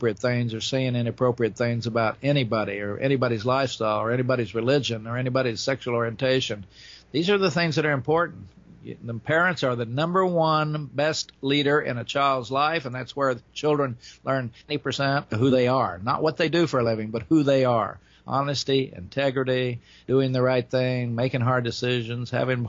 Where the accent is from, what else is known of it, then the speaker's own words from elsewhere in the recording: Oklahoma, United States; moved away; also born or lived in Florida; I grew up in Oklahoma in the 40s and 50s